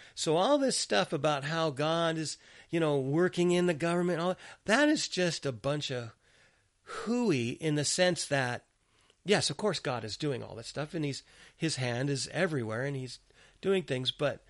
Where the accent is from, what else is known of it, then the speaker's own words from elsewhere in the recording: Gaza, Gaza Strip, Palestine; born there; I'm a citizen of Gaza. I was born in Gaza Strip and I'm a Palestinian.